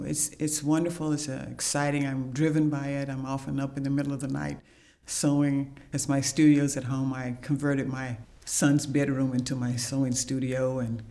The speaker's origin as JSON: {"language": "English", "town": "Wichita Falls", "region": "Texas", "country": "United States", "tie": "born or raised there", "moved": "as an adult", "lives_now": "California, United States", "said": "I grew up in North Texas with my grandparents"}